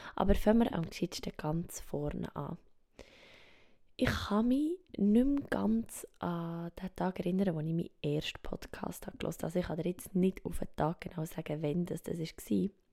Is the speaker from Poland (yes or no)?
no; Switzerland; accent: Swiss German; first language Swiss German; German is a second language; Meine Muttersprache ist doch Schweizerdeutsch.